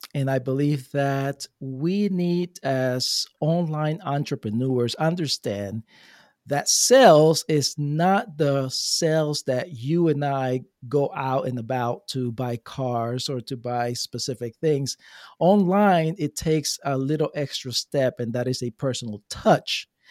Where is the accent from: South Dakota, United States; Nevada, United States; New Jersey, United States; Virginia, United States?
New Jersey, United States; moved away as an adult; now in Florida, United States; I come from Jersey